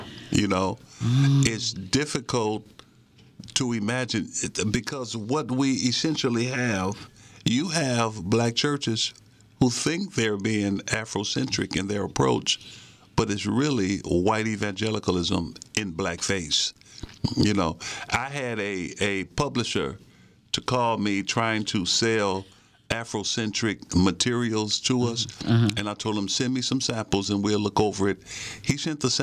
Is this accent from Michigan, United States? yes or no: yes; Detroit, Michigan, United States; also born or lived in Virginia; my experience as a black teen growing up in the Jeffries Housing Projects in Detroit, Michigan